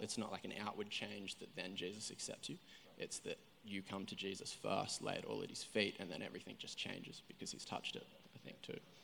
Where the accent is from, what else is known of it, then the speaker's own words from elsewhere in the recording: Coffs Harbour, New South Wales, Australia; moved away as an adult; now in Coolangatta, Australia; I grew up down in Coffs Harbour, so it's like three and a half hours south. Um, so I was born down there